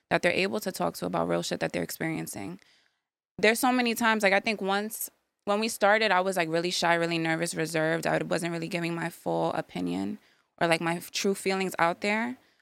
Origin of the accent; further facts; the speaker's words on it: New York City, New York, United States; now in Yonkers, United States; I was born in the Bronx. I live in Yonkers now